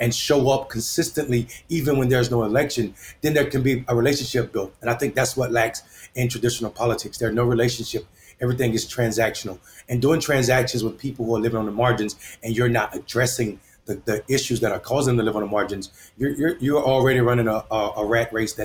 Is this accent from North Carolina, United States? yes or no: yes; Enfield, North Carolina, United States; I'm running for mayor of my hometown, Enfield, North Carolina